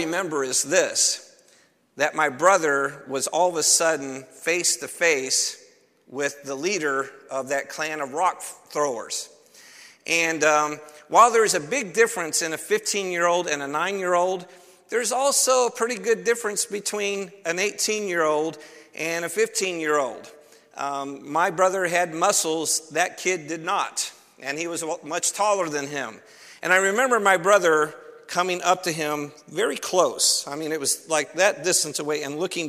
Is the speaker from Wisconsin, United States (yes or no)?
no; Cleveland, Ohio, United States; I'm from Cleveland, Ohio, and I remember when I was in third grade, I would walk to school